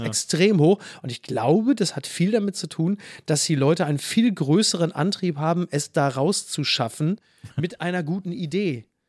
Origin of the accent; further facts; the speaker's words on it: Castrop-Rauxel, North Rhine-Westphalia, Germany; now in Hamburg, Germany; Henrichenburg, wo ich herkomme, ist ja dann nochmal so in den Outs, ist ja eher so das Münsterland, das kleine Münsterland ja. rund um Castrop-Rauxel